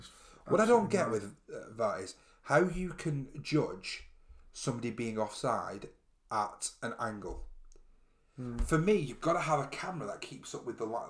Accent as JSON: {"language": "English", "area": "the Northwest", "region": "North West England", "country": "United Kingdom", "said": "we're from the Northwest."}